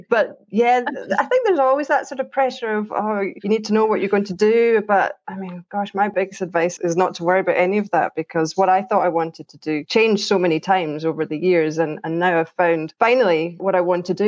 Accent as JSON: {"language": "English", "town": "Troon", "region": "Scotland", "country": "United Kingdom", "also_born_or_lived": "Glasgow / New Zealand / Australia", "moved": "yes", "lives_now": "Edinburgh, United Kingdom", "said": "I am from Troon, which is, everybody probably knows, but it's a smallish town southwest of Glasgow"}